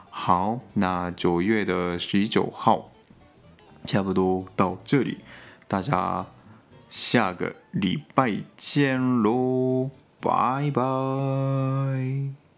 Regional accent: Gunma, Japan; Chinese is a second language; 我家乡群马县，它，我，我，因为我家附近嘛

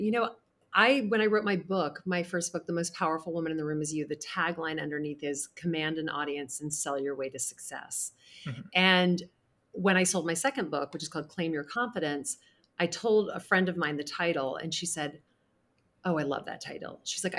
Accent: the South, United States; I grew up in the South. It's all about, you know, you catch more bees with honey.

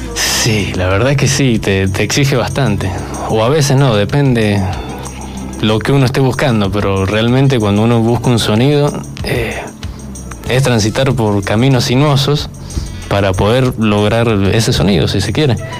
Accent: San Luis, Argentina; soy de acá de San Luis

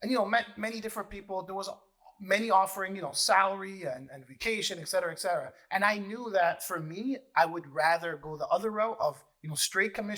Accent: Mississauga, Ontario, Canada; I opened up my own branch in Air Mills in Mississauga. Really cool part is I grew up in Air Mills.

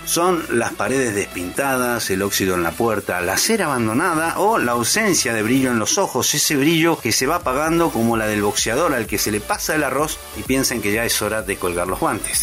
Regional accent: Argentina; Argentina, mi tierra

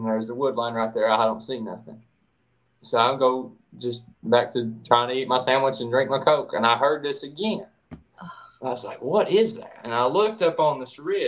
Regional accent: East Tennessee, United States; I'm from East Tennessee, born and raised

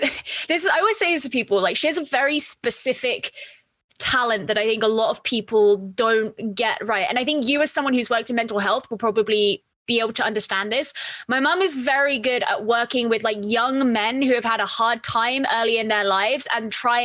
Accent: East of England, United Kingdom; So you would never know by the way that I talk, but I grew up in Essex, but a lot of my, I had a lot of freedom growing up.

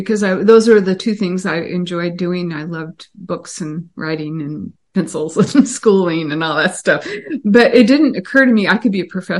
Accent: Pasadena, California, United States; also born or lived in Los Angeles; So I was born in 1950, you know, and grew up next to Disneyland in L.A.

